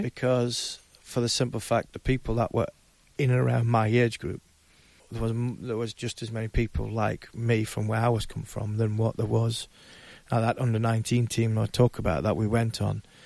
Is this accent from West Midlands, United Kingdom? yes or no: no; Ashington, North East England, United Kingdom; I came from Ashington